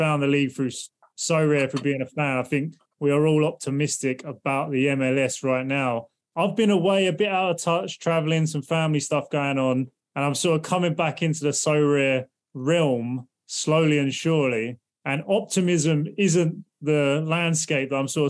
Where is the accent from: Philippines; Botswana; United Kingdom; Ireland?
United Kingdom; England; moved away as an adult; now in United States; I'm obviously English, but I've lived in the States for